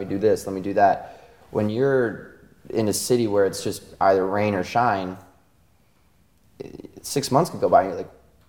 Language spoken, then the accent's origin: English; Virginia, United States